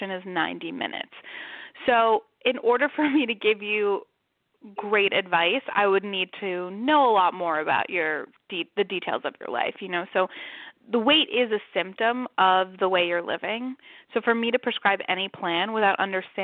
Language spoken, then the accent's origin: English; New York City, New York, United States; also born or lived in San Francisco; now in New York City, United States; I'm from Manhattan